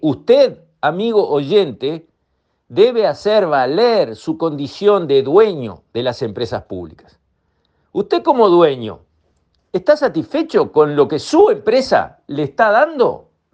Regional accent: Uruguay; soy uruguayo y como tal me considero dueño de ANCAP

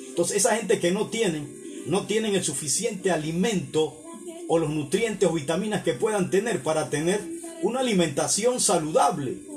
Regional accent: Panama; mis conciudadanos panameños

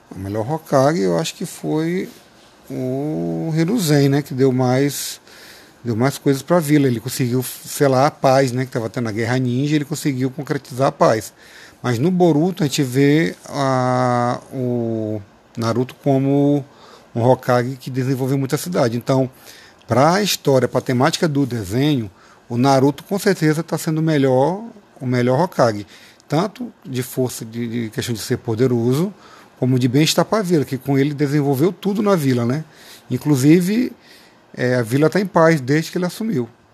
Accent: São Luís, Maranhão, Brazil; also born or lived in Paraíba / São José de Ribamar; a minha infância aqui no Maranhão foi muito boa, foi saudável

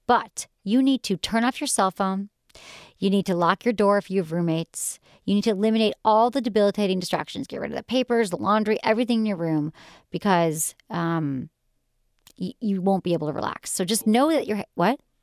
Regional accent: Michigan, United States; growing up in Michigan

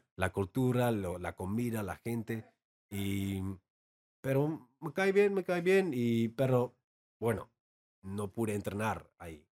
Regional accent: Amsterdam, North Holland, Netherlands; Spanish is a second language; moved away as an adult; also born or lived in London; now in Tijuana, Mexico; soy holandés eh, de, Ámsterdam y hablo holandés o neerlandés, todo igual

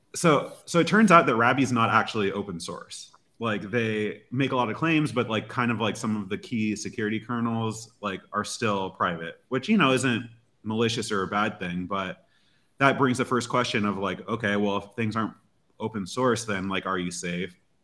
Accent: United States; as an American

